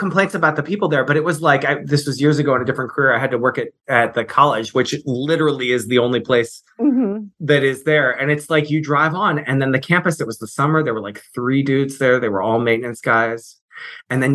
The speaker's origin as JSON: {"language": "English", "region": "Virginia", "country": "United States", "also_born_or_lived": "St. Mary's City, Maryland", "moved": "yes", "said": "I'm from Virginia originally"}